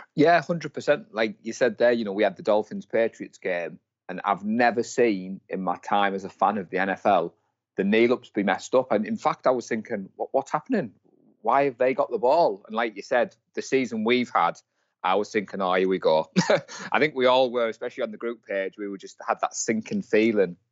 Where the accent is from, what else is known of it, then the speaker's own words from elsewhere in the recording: Darlington, North East England, United Kingdom; I'm from Darlington, in the northeast of England.